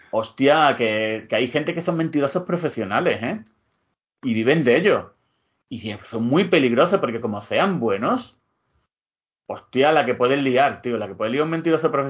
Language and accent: Spanish; Andalusia, Spain; yo soy andaluz, pero tengo una raíz No, no, no, escocés